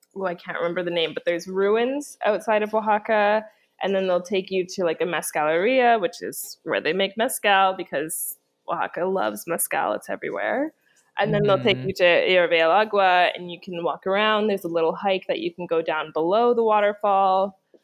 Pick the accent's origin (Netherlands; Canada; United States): Canada; moved away; I'm from Canada